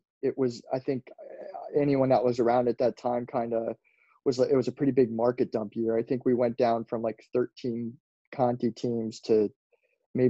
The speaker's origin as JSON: {"language": "English", "area": "Lancaster County", "region": "Pennsylvania", "country": "United States", "said": "I'm from Lancaster County, Pennsylvania."}